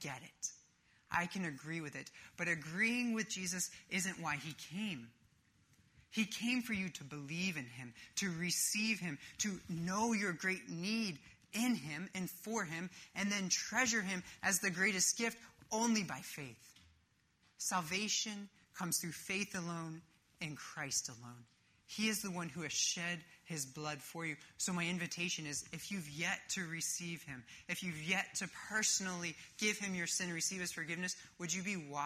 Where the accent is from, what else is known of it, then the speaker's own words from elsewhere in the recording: Northeast, United States; moved away; I grew up in the Northeast